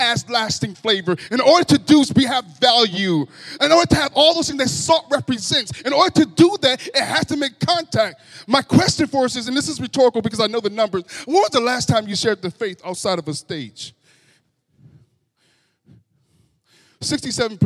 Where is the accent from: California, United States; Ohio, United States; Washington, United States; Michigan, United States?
Michigan, United States; Grand Rapids; I was raised in Grand Rapids from most of my childhood, and I grew up around in a neighborhood